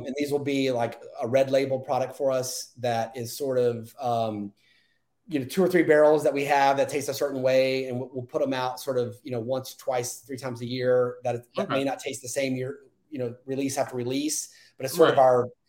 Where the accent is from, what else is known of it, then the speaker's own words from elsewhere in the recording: Texas, United States; But I'm born and raised in Texas